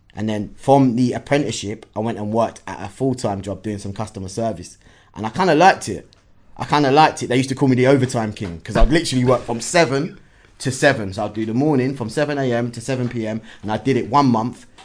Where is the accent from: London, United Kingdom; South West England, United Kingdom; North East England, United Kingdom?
London, United Kingdom; initially, Hackney